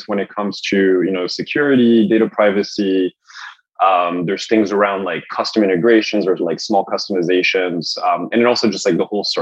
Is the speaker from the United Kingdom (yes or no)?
no; France; also born or lived in Los Angeles, United States; now in United States; I'm from France originally